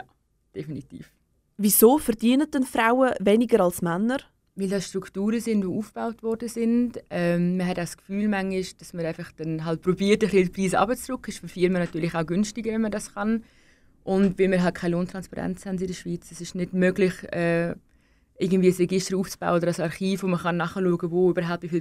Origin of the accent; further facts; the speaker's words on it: Denmark; ich bin, ich bin halt Dänin. Ich gehe jedes Jahr meine Familie besuchen in Dänemark.